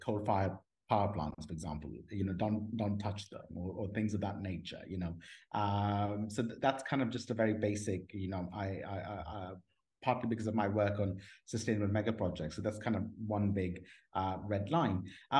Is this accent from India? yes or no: no; Pakistan; moved away; also born or lived in Washington, D.C., United States / Oxford, United Kingdom; I grew up in Pakistan, in an Islamic family background